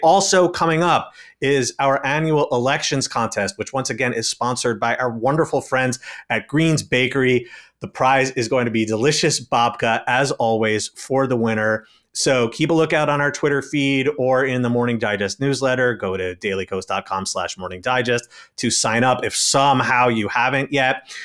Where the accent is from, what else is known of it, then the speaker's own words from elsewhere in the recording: New York City, New York, United States; my hometown of New York City